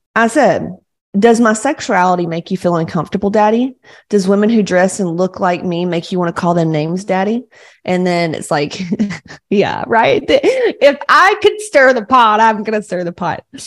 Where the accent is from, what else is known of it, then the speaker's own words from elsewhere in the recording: Georgia, United States; I, I grew up in Georgia, like real Southern Baptists